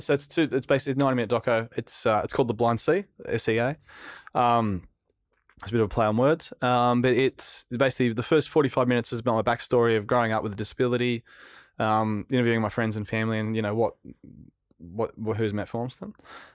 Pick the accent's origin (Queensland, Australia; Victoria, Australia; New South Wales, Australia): New South Wales, Australia; Narrabeen; Yeah, like, I grew up in Narrabeen. Damien Hardman was in my street. He was a world champion surfer. I caught the bus to school with Nathan Hedge and all these pro surfers